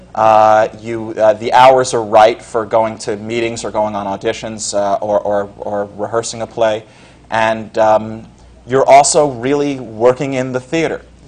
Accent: Scarsdale, New York, United States; now in New York City, United States; I grew up in up in Westchester County in Scarsdale

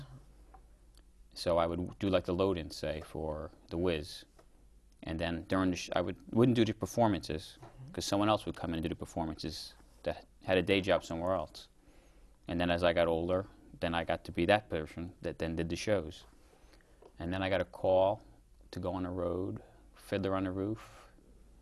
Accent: Hartford, Connecticut, United States; I grew up in Hartford, Connecticut

